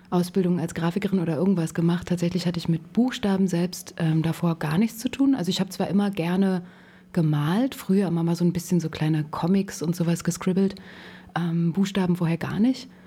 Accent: Berlin, Germany; aus dem Osten Berlins, aus Lichtenberg tatsächlich

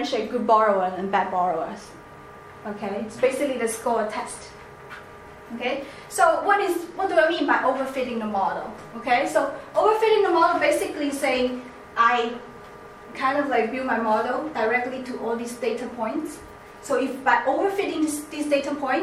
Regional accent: China; accent: Chinese; my accent, like Chinese accent

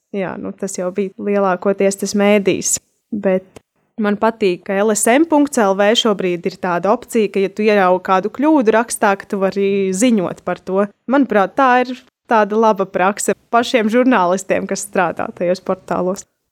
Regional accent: Bruknas, Bauska Municipality, Latvia; es pati esmu no Brūknas

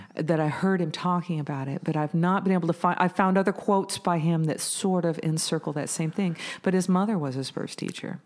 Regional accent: Bellingham, Washington, United States; I was born in Bellingham, Washington

